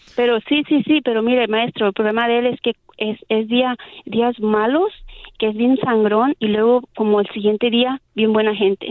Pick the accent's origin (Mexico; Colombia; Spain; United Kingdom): Mexico; yo soy mexicana